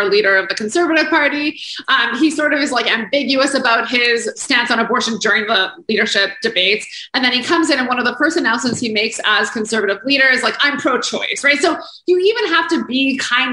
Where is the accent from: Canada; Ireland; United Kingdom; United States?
Canada; as a Canadian